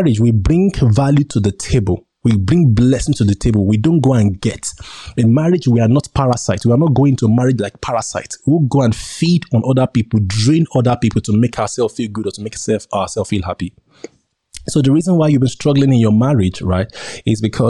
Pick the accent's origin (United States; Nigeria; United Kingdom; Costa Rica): Nigeria; accent: local; As you can see, I'm a Nigerian.